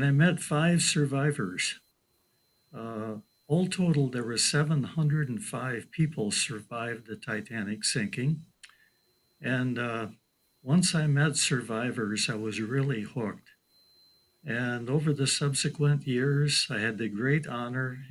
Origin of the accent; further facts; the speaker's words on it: Midland, Michigan, United States; also born or lived in Hope, Michigan; I was born right here in Midland, Michigan, August 6, 1947. Grew up in this area